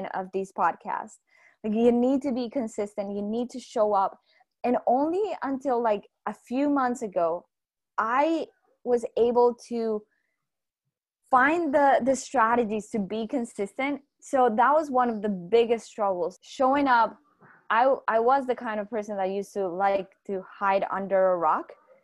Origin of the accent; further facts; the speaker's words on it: Colombia; I'm from Colombia